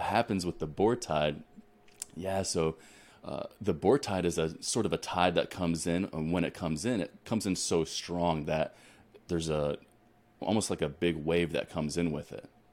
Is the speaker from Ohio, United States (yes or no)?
yes; Ohio, United States; moved away as an adult; also born or lived in Colorado / New Mexico / Texas; now in Alaska, United States; I'm originally born and raised in Ohio, so I come from the wi-, the Midwest